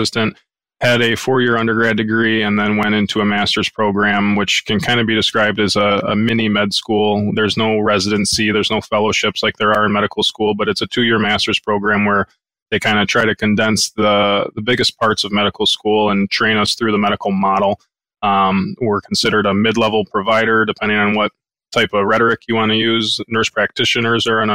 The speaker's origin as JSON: {"language": "English", "region": "Southeast Michigan", "country": "United States", "tie": "born or raised there", "said": "I grew up in Southeast Michigan, went to undergrad at Oakland University, went to grad school at Wayne State. So the Shelby Township, Sterling Heights, kind of Metro Detroit area"}